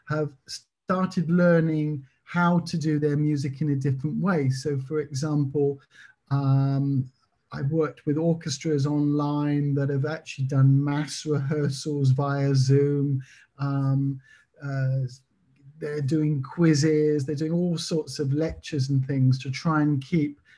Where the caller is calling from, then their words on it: Belgium; I live in Belgium. I'm talking from Belgium near France at the moment